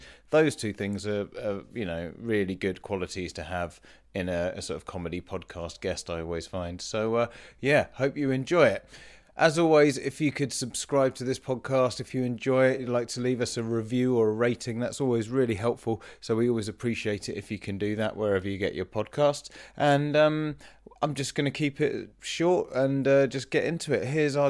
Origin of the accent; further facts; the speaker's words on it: Leicester, East Midlands, United Kingdom; I grew up in Leicester